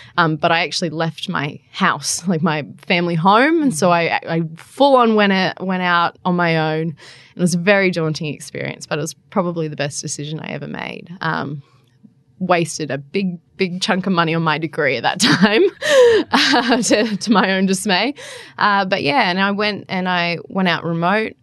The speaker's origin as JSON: {"language": "English", "area": "Central Coast", "region": "New South Wales", "country": "Australia", "tie": "born or raised there", "also_born_or_lived": "Darwin", "moved": "as an adult", "lives_now": "Canberra, Australia", "said": "I spent most of my life growing up on the central coast"}